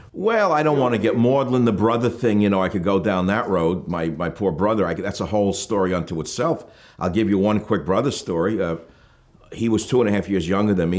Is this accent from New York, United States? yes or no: yes; New York City, New York, United States; We had a little apartment in the Bronx